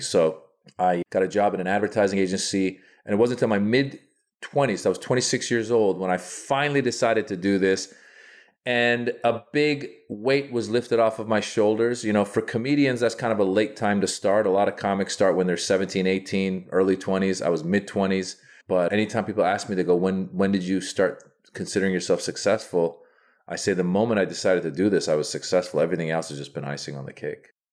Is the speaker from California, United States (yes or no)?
yes; Northern California, United States; born or raised there; also born or lived in Iran